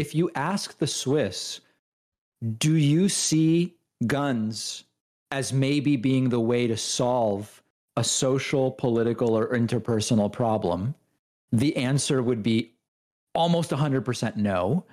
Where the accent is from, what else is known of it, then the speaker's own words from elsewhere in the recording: Argentina; I'm from Argentina